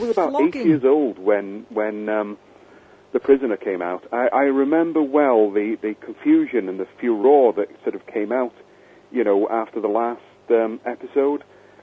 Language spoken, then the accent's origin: English; North Wales, United Kingdom; I'm from North Wales.